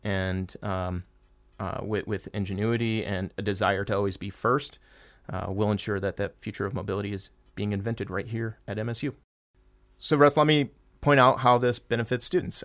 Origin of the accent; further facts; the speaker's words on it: Michigan, United States; I was born and raised here in Michigan